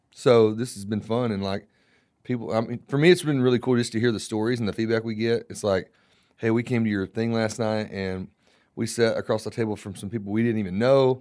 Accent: Florida, United States; I was born in Florida

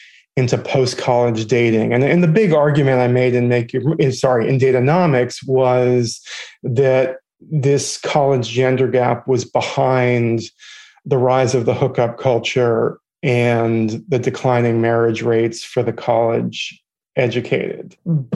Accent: Boston, Massachusetts, United States; now in New York, United States; I live in New York. I'm originally from Boston.

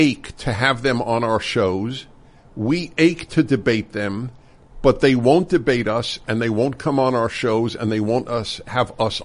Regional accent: New York City, New York, United States; I grew up in Brooklyn, New York, and we'd play stickball

